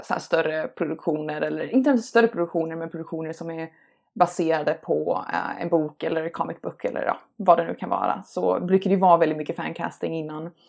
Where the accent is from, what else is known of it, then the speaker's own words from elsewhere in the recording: United States; accent: American; Um, ja, jag har ju en amerikansk accent um, mm.